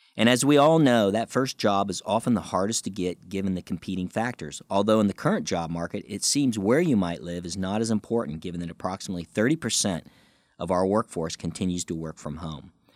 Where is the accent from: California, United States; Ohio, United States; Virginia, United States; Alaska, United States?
Ohio, United States; moved away as an adult; also born or lived in Darke County, Ohio; now in Washington, D.C., United States; I left the state of Ohio back in nineteen eighty-four upon graduation from Bowling Green State University